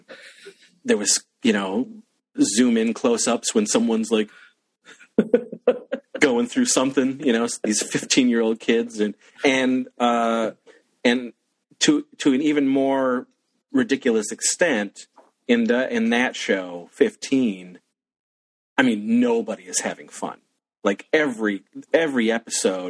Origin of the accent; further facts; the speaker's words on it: Wellsville, New York, United States; where I grew up in Wellsville, New York